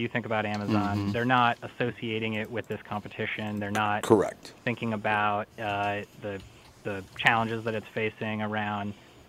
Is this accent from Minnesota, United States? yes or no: yes; St. Paul, Minnesota, United States; So I should say that Minnesota is actually my home state. I grew up in St. Paul.